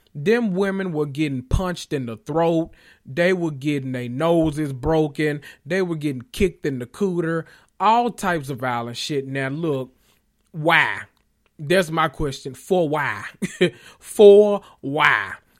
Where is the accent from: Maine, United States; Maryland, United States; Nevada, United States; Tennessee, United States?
Tennessee, United States; Memphis; I grew up in Memphis